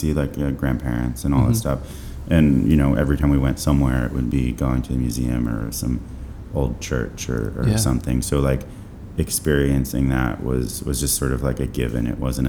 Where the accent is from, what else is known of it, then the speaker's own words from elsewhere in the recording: New Haven, Connecticut, United States; also born or lived in Vermont; I was born in New Haven, Connecticut.